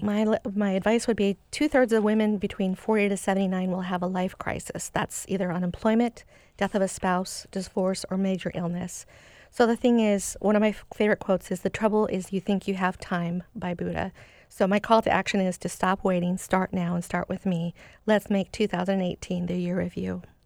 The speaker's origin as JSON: {"language": "English", "town": "Seattle", "region": "Washington", "country": "United States", "tie": "born or raised there", "said": "I grew up in Seattle"}